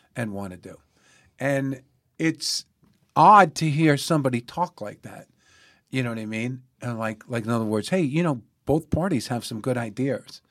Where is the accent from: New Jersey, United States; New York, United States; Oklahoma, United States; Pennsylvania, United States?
New York, United States; New York City; I'm born and raised in the Bronx